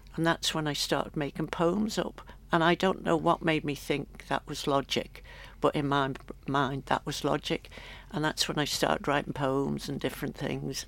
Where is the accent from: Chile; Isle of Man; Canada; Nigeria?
Isle of Man; moved away as an adult; also born or lived in London; when I got back home, I'd always done the Stedfords as a child, and they used to be prolific all over the island.